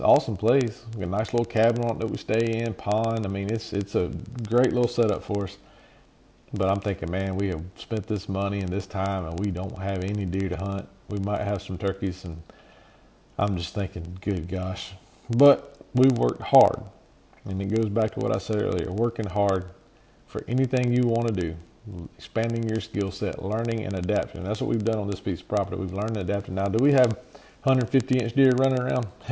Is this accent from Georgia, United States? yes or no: yes; Georgia, United States; our home state, my home state